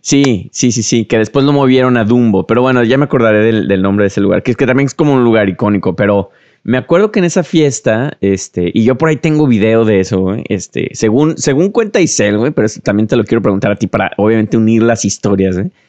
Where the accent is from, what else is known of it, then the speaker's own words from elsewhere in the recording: Guadalajara, Jalisco, Mexico; creciendo en Guadalajara